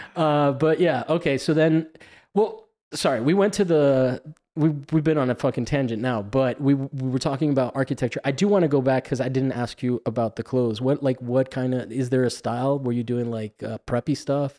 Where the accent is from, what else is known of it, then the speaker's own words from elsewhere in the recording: Miami, Florida, United States; accent: Miami; my Miami accent